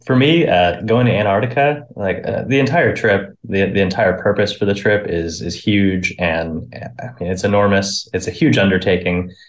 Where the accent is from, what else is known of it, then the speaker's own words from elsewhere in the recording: Tracy, California, United States; born and raised in Tracy, nothing noteworthy there.